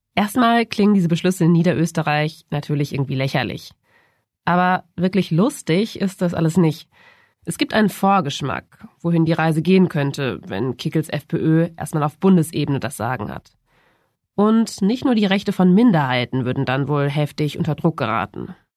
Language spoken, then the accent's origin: German; Germany; bei uns in Deutschland